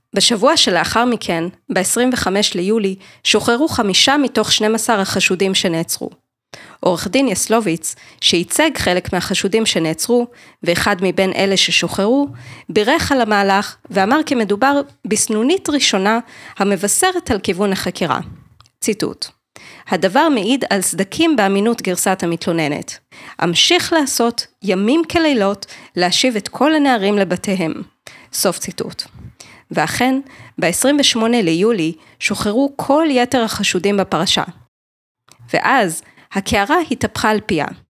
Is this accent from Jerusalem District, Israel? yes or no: yes; Jerusalem, Jerusalem District, Israel; moved away; גם אני ירושלמית במקור.